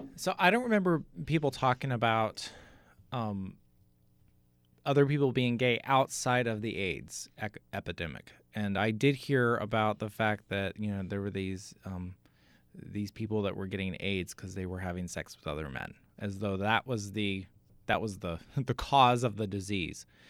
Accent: Katy, Texas, United States; moved away as an adult; also born or lived in Amarillo, Texas; now in New Jersey, United States; Houston. Outside of Houston, a suburb called Katy

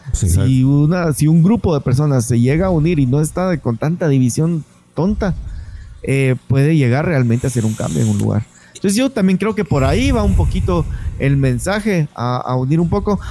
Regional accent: Guatemala; los guatemaltecos seamos tan agringados en nuestra forma de ser, en nuestra forma de hablar

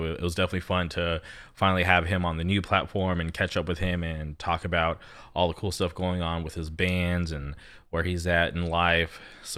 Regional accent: Palm Springs, California, United States; now in Orange County, United States; When I grew up in Palm Springs, like I've said, our scene was just kind of off and on

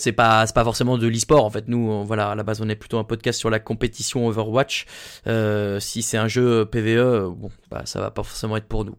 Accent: France; on est français

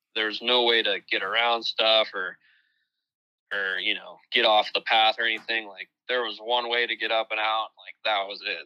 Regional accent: Ohio, United States; my home state of Ohio

